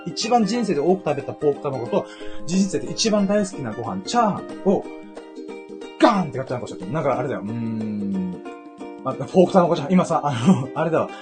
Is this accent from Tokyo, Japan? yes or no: no; Okinawa, Japan; 沖縄生まれ、沖縄育ちの僕